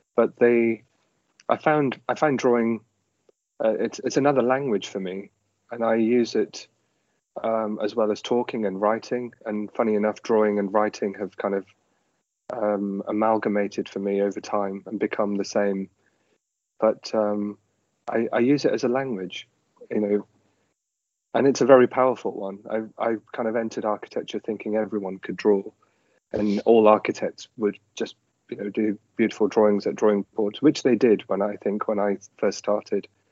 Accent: Leeds, Yorkshire and the Humber, United Kingdom; I grew up in Leeds

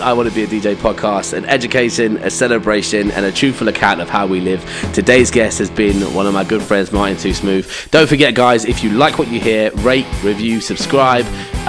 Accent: India; maybe because I'm Indian, I could relate to it.

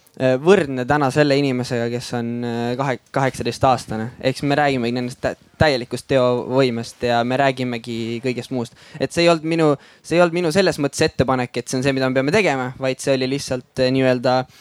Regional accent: Väätsa, Järva County, Estonia; tegelikult ma olen pärit äh, siitsamalt äh, Väätsalt

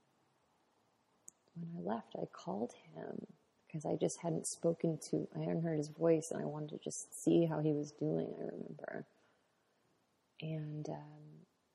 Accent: United States; being American

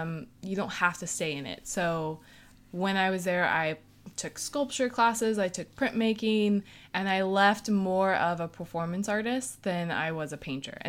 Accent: California, United States; now in New York, United States; But so I came from California to New York, and they expected you already to have like pieces with you.

